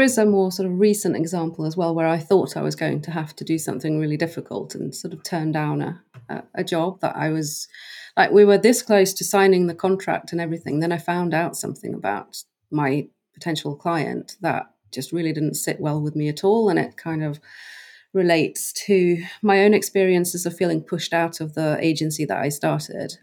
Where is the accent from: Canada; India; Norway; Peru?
Norway; moved away as an adult; also born or lived in United Kingdom; I grew up in Norway on an island off the west mm. coast